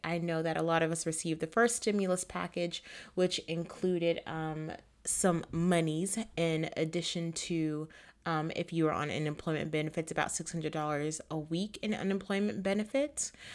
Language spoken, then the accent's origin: English; Florida, United States; my home state of Florida